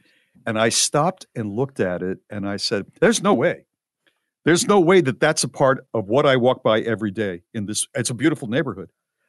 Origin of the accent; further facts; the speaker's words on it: New Haven, Connecticut, United States; also born or lived in Old Lyme, Connecticut; I'm from New Haven, and that's, you know, Yale is there, and it's a fairly good-sized, medium-sized city. You know, it's a city. But we lived in Old Lyme